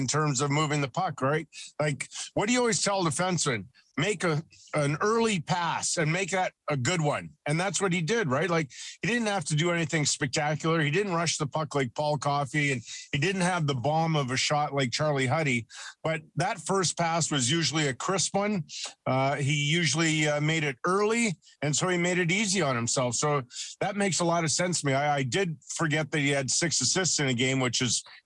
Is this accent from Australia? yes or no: no; Edmonton, Alberta, Canada; I grew up in Edmonton